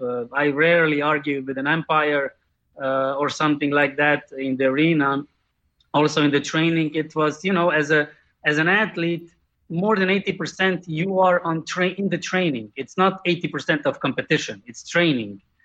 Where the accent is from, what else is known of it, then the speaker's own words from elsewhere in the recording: Slovenia; I'm from Slovenia, Europe. That's a small country in the Central Europe